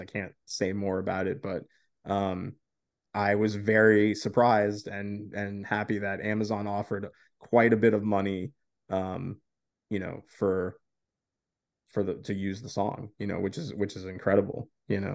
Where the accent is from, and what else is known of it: Florida, United States